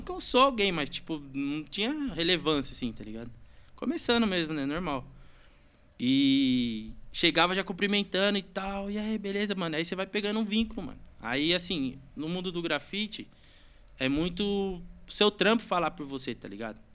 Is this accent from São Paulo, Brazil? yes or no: yes; Santa Isabel, São Paulo, Brazil; sou nascido e criado aqui em São Isabel mesmo